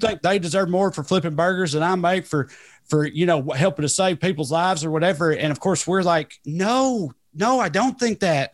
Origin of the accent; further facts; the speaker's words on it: Celina, Tennessee, United States; Salina, Tennessee. We're actually, as the crow flies, we grew up about fifty or sixty miles apart